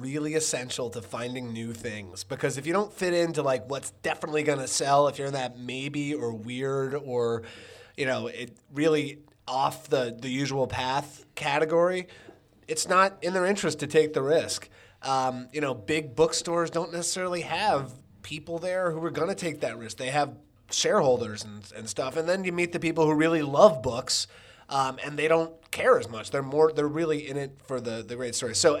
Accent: Maryland, United States; near where I grew up in Maryland

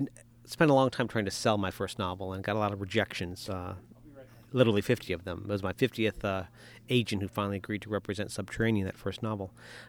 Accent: Midwest, United States; I grew up in the Midwest, which was big caving country, but not such good caving out here in the West Coast

